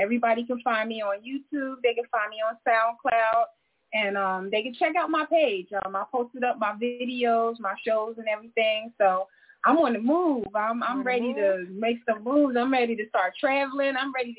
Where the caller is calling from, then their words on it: Loma Linda, California, United States; I'm calling from Loma Linda, California.